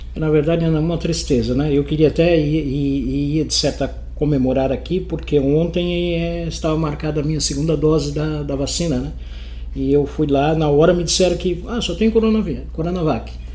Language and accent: Portuguese; Paraná, Brazil; now in Itajaí, Brazil; eu sou do Paraná